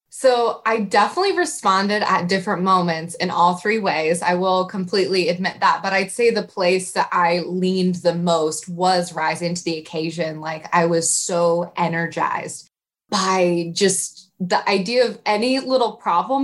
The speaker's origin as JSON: {"language": "English", "region": "Iowa", "country": "United States", "moved": "yes", "lives_now": "Indianapolis, United States", "said": "I'm from Iowa originally."}